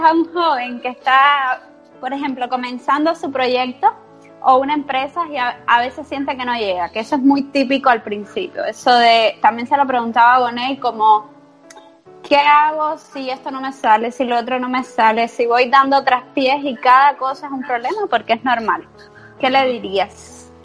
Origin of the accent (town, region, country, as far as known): Cuba; now in Spain